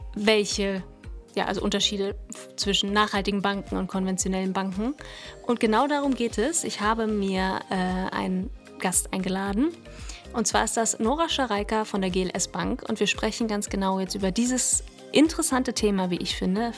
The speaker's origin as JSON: {"language": "German", "country": "Germany", "said": "bei uns in Deutschland"}